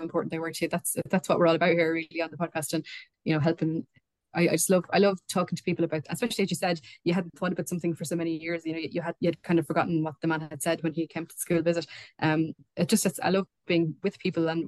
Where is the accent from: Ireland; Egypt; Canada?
Ireland; born or raised there